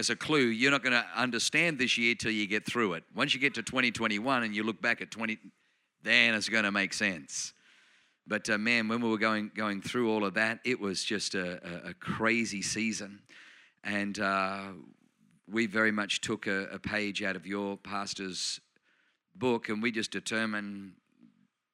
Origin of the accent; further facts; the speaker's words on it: Australia; accent: Australian; also born or lived in Germany / New Zealand / South Auckland; now in Anaheim Hills, United States; You probably notice I have a Australian accent. But I was born in Germany, but I grew up in Australia. I spent 7 years in New Zealand